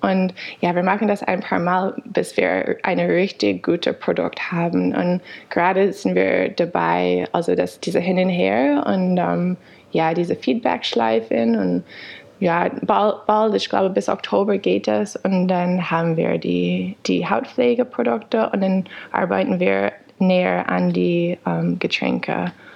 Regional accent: United States; German is a second language; moved away as an adult; also born or lived in Canada / Freiburg, Germany; now in Berlin, Germany; ich bin in den USA geboren, habe aber in Kanada studiert

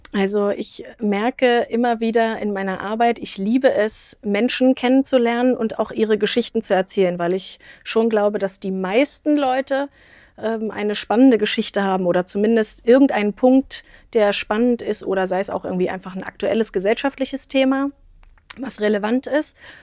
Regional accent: near Magdeburg, Saxony-Anhalt, Germany; moved away as an adult; also born or lived in Kassel, Hesse / Berlin / Wetzlar; now in Marburg, Germany; ursprünglich geboren tatsächlich in Hessen, ähm, auch in Kassel, aber bin in der Nähe von Magdeburg aufgewachsen

